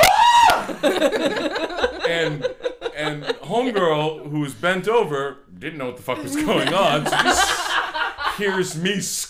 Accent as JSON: {"language": "English", "town": "Old Orchard Beach", "region": "Maine", "country": "United States", "said": "I come from Old Orchard Beach."}